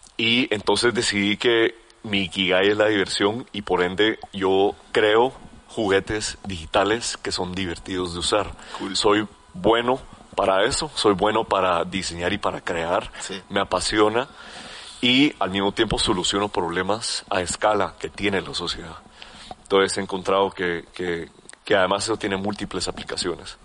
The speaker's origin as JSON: {"language": "Spanish", "country": "Guatemala", "said": "como buen chapín"}